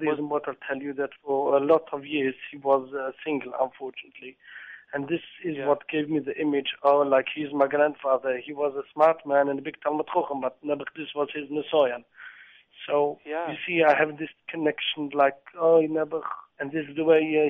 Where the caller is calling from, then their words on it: England, United Kingdom; I'm calling from England.